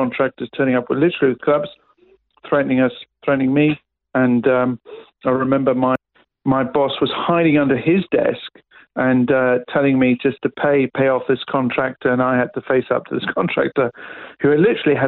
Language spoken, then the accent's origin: English; Aylesbury, South East England, United Kingdom; moved away as an adult; also born or lived in Brussels, Belgium; now in Melbourne, Australia; I was born in the UK, as you could probably pick up from the accent. I was born in Buckinghamshire, just north of London, in a place called Aylesbury